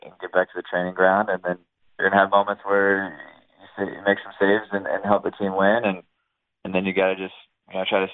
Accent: Virginia Beach, Virginia, United States; I'm from Virginia Beach, Virginia. It's a middle-sized city

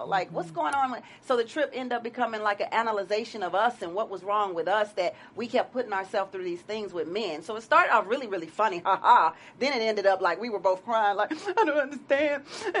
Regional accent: the South, United States; I'm not from L.A., I'm from the South.

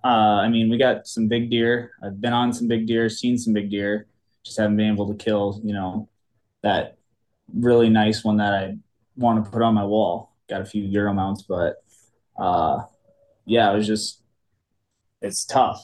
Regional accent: Cedar Rapids, Iowa, United States; born and raised in Cedar Rapids, Iowa. It's the eastern half of the state

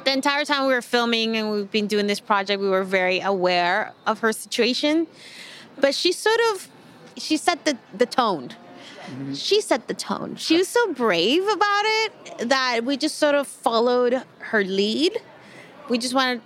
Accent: Venezuela; now in United States; I was born in the U.S., but I grew up in Venezuela.

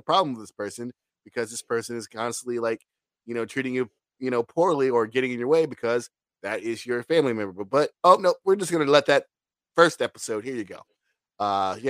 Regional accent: Virginia, United States; I'm from Virginia. That shit is South

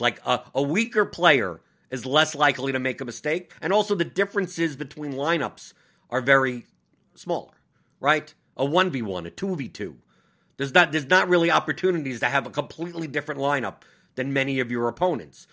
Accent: New York, United States; I'm from New York

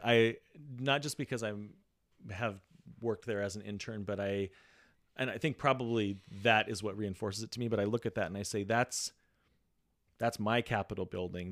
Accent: Walla Walla, Washington, United States; I'm this kid from Walla Walla

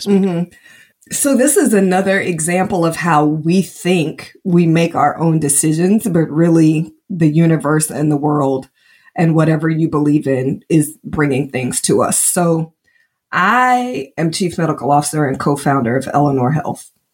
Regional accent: Indianapolis, Indiana, United States; now in Georgia, United States; growing up in Indianapolis, Indiana in the early 80s

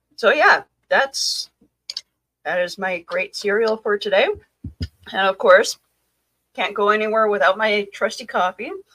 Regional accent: Canada; I am Canadian

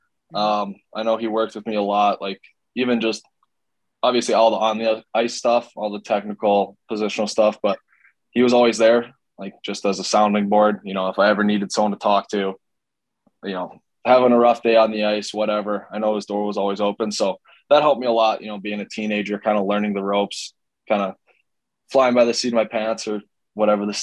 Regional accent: Cleveland, Ohio, United States; now in Austin, United States; growing up in Cleveland playing for the Barons

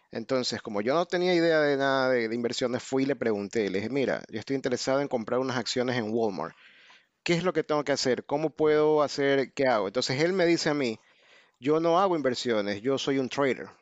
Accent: Ecuador; moved away as an adult; now in United States; soy de Ecuador, pero vivo en Estados Unidos desde el 2001.

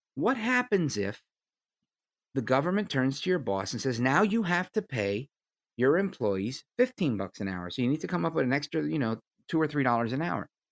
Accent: United States; I'm an American

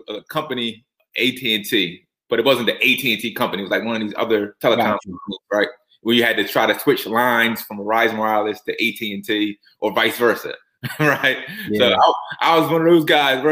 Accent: Norristown, Pennsylvania, United States; born and raised from Norristown, PA, which is probably about, 30 minutes outside of Philadelphia

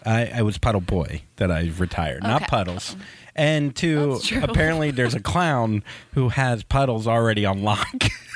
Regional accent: the South, United States; So, and you're from the South. I'm also from the South.

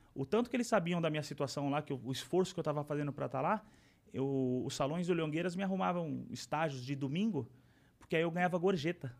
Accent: São Paulo, Brazil; Aí nasci em São Paulo, né? E fui criado pela família do meu, do meu, do meu pai

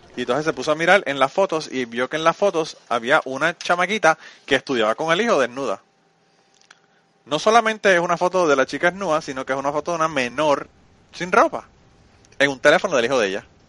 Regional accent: Puerto Rico; de mi pueblo a San Juan

